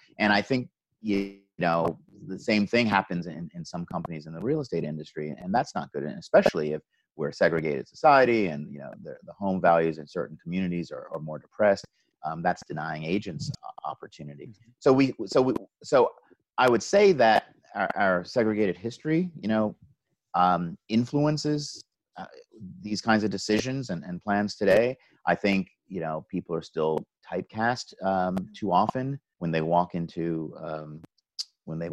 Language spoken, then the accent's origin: English; New York City, New York, United States; I come from New York City